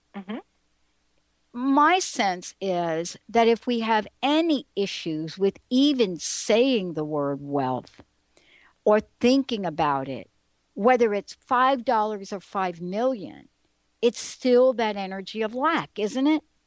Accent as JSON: {"language": "English", "town": "New York City", "region": "New York", "country": "United States", "tie": "born or raised there", "said": "I'm a girl from the Bronx. I grew up in the projects"}